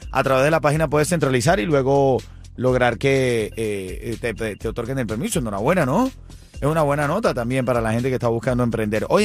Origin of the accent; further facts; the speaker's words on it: Venezuela; now in United States; ya nosotros somos norteamericanos. Sí, eh, Venezolanos